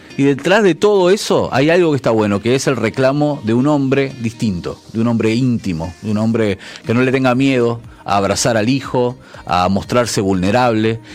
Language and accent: Spanish; Uruguay; como uruguayo